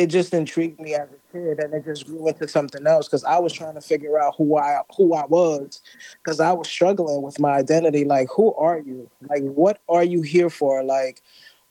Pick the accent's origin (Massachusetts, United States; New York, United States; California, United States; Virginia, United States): New York, United States; New York City; I'm Caribbean, so my background is Haitian. Grew up in New York